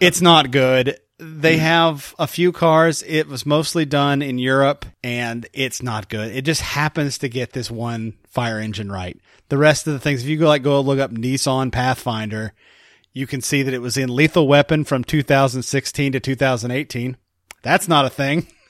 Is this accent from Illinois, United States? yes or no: yes; Chicago, Illinois, United States; I'm from Chicago